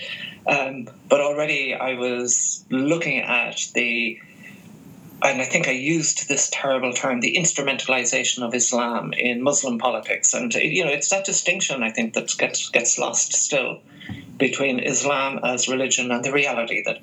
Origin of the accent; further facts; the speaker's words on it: Ireland; growing up in the Republic of Ireland